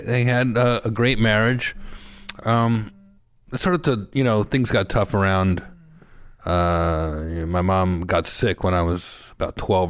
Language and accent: English; Newark, New Jersey, United States; born or raised there; also born or lived in Union, New Jersey / Springfield, New Jersey / New York City; now in Studio City, United States